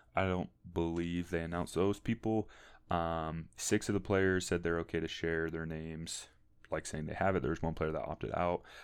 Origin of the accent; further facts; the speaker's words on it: St. Louis, Missouri, United States; I'm from St. Louis, Missouri, originally, or more specifically, the St. Charles County area